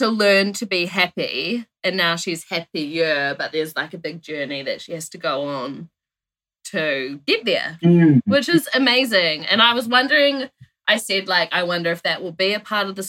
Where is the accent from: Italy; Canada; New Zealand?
New Zealand; Timaru, Canterbury; I'm from Team Aru